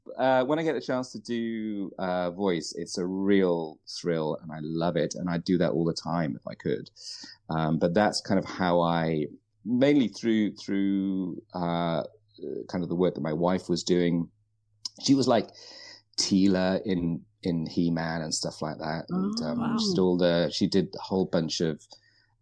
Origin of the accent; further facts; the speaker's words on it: United Kingdom; moved away as an adult; now in Vancouver, Canada; I grew up in the UK, which you can probably guess from my accent.